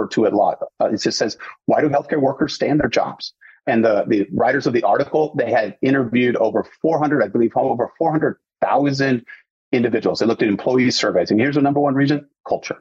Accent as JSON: {"language": "English", "region": "Southern California", "country": "United States", "tie": "born or raised there", "said": "I grew up in SoCal"}